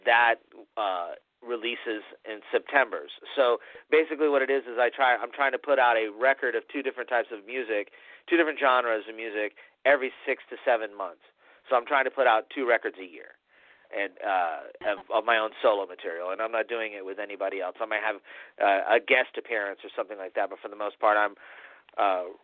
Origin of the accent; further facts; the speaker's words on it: Tampa, Florida, United States; I am a third-generation Tampanian, Tampa, Florida